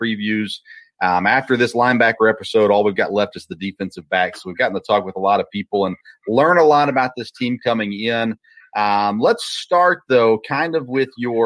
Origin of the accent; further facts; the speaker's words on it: Murfreesboro, Tennessee, United States; now in Richmond, United States; I grew up in Murfreesboro, Tennessee